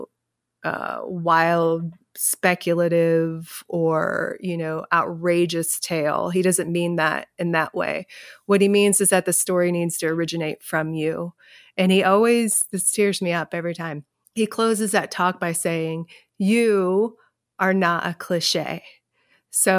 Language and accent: English; Kentucky, United States; my experiences growing up in Kentucky